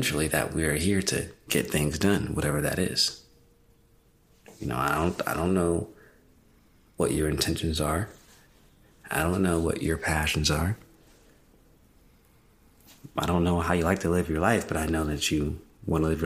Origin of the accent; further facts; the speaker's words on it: Mississippi, United States; growing up in Mississippi